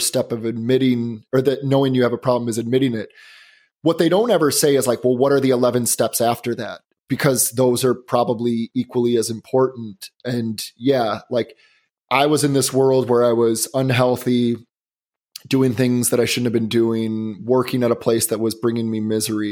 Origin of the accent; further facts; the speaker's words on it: Chicago, Illinois, United States; also born or lived in Boston; now in Los Angeles, United States; I live in Los Angeles and I grew up in the Chicagoland area.